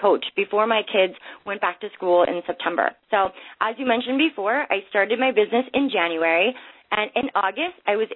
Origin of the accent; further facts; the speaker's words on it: Minnesota, United States; I grew up in Minnesota, so I was surrounded by hockey